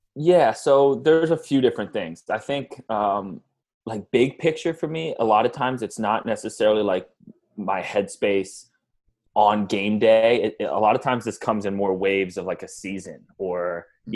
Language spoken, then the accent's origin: English; Atlanta, Georgia, United States; growing up in Atlanta